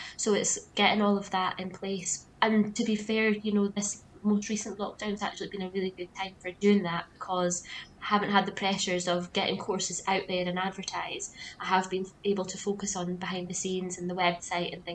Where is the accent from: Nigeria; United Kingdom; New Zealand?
United Kingdom; Aberdeenshire, Scotland; I grew up in Aberdeenshire, right out in the countryside, surrounded by fields.